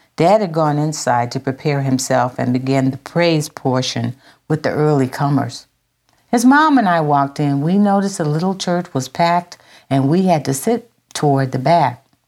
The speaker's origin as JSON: {"language": "English", "town": "Minden", "region": "Louisiana", "country": "United States", "tie": "born or raised there", "also_born_or_lived": "San Francisco", "said": "when we moved from San Francisco to Louisiana when I was five years old, we moved to Minden, Louisiana"}